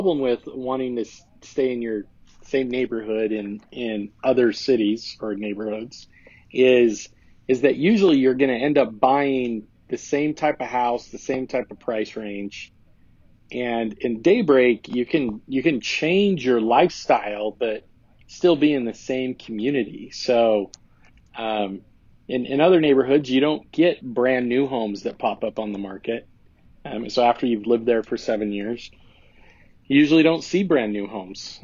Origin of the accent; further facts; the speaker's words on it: South Jordan, Utah, United States; I'm from South Jordan.